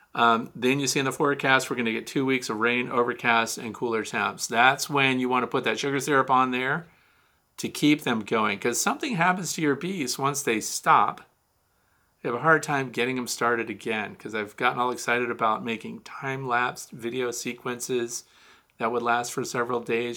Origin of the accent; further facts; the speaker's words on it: Kirkwood, Missouri, United States; Saint Louis, Missouri, my hometown. I'm actually from Kirkwood